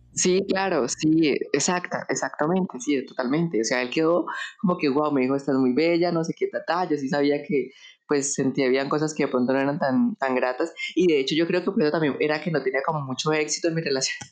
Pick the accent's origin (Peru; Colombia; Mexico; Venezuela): Colombia; Bucaramanga, Santander; moved away as an adult; me regresé para mi ciudad natal, que es Bucaramanga, a la casa de mis papás.